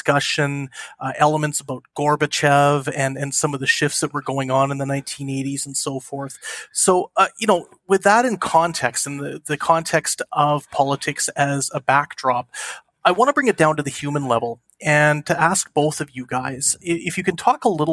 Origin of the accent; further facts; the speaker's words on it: Canada; in Canada where I grew up